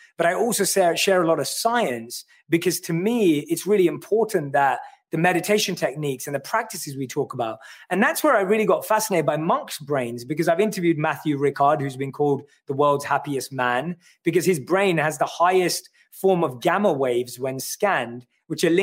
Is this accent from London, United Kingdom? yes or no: yes; London, United Kingdom; I'm born and raised in London. I grew up in North London